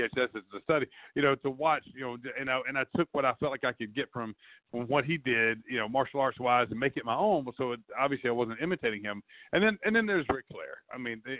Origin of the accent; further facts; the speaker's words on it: South Georgia, United States; I grew up in South Georgia